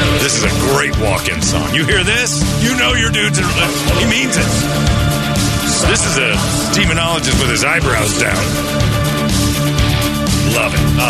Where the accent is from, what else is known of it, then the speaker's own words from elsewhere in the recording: West Virginia, United States; I'm from West Virginia, too.